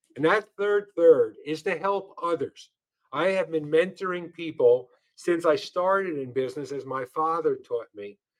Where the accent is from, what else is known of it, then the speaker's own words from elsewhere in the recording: New York City, New York, United States; I come from New York and I was born in Brooklyn, and, and so are my parents.